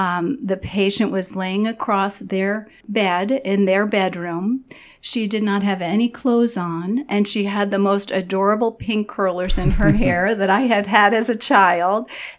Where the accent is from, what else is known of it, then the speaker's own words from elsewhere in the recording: Long Island, New York, United States; I grew up on Long Island in New York.